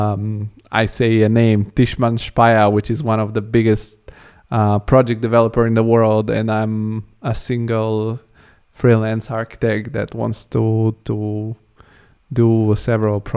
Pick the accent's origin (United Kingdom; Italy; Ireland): Italy; also born or lived in Bulgaria; now in Germany; I'm born in Bulgaria, which is Eastern European country. I grew up in Italy and now I'm in Germany.